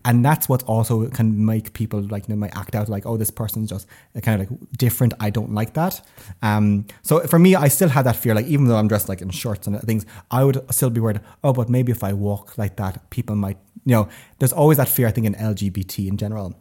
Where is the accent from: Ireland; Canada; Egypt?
Ireland; Tipperary, Munster; moved away as an adult; now in Sweden; I'm from Tipperary originally